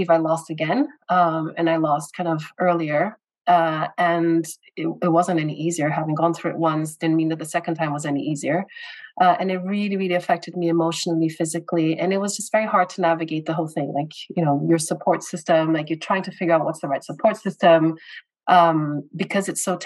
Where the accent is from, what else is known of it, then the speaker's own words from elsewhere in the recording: Brazil; moved away as an adult; also born or lived in United States / United Kingdom; I was born and raised in Brazil, so Latin America, and I moved to the U.S. When I was 18 to pursue my university education there.